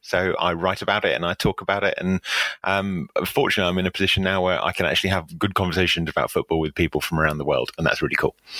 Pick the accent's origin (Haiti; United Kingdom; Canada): United Kingdom; England; I'm, I'm an Englishman